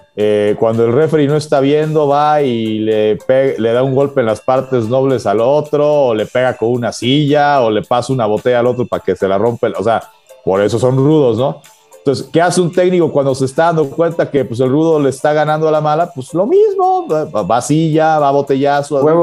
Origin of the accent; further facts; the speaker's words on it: Mexico; yo lo digo como mexicano de este lado